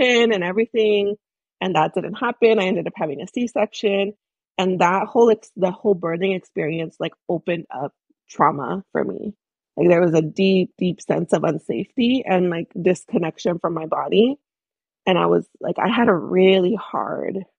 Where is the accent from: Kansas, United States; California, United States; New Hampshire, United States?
California, United States; Bay Area; also born or lived in Michoacán, Mexico; I'm an immigrant myself from Michoacán, Mexico. I grew up in the Bay Area